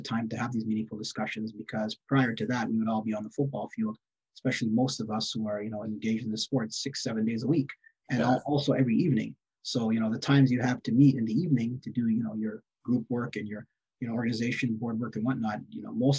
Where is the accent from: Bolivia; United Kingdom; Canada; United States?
Canada; For far too long, many of us don't consider or think or other communities know us to be Canadian, but we are. We have a long history of being Canadian in this country, all parts across the country.